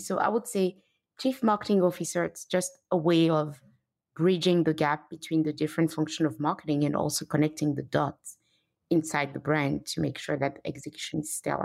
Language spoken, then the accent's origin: English; Benin; moved away; also born or lived in Paris, France / London, United Kingdom / New York, United States / Canada; I grew up in Benin, Africa